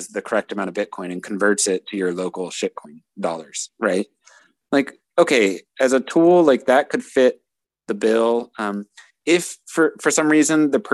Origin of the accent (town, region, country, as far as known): United States